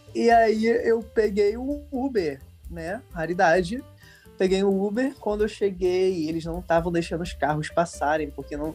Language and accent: Portuguese; Rio de Janeiro, Brazil; Eu sou daqui da Zona Norte do Rio de Janeiro